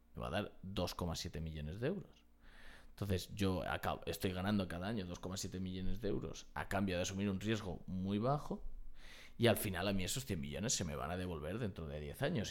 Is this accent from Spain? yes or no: yes; Spain; los españoles tenemos